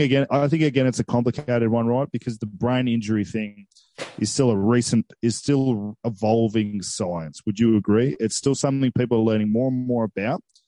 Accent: Coffs Harbour, New South Wales, Australia; where I grew up in Coffs

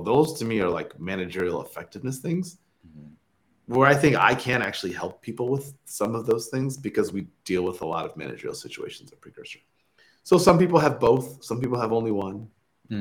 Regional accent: Michigan, United States; moved away as an adult; also born or lived in Stanford; I'm from Michigan originally. Like, tech was not a big part of like my upbringing

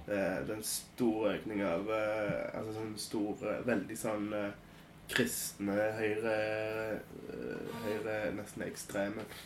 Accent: Kraków, Lesser Poland, Poland; moved away; jeg kommer fra Krakow

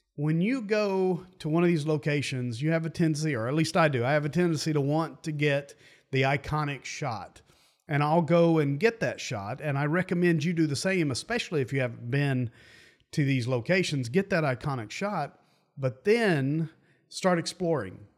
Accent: United States; I grew up near the Great Smoky Mountains, And for me, those mountains are always home.

